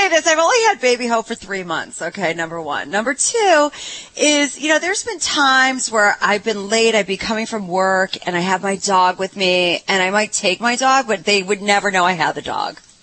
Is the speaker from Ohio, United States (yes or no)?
yes; Ohio, United States; I'm from Ohio